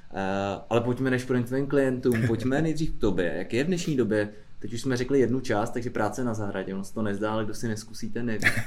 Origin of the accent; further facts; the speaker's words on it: Karlovy Vary, Karlovy Vary Region, Czechia; Z Karlových varů.